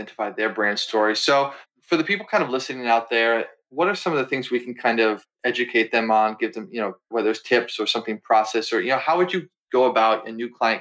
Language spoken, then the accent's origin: English; Massachusetts, United States; now in Philadelphia, United States; where I'm from Massachusetts, I live in Philly now